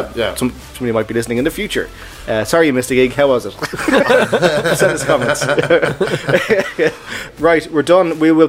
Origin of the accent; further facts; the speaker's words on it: Dublin, Leinster, Ireland; I'm from Dublin, and I grew up, like, the … were all my neighbours.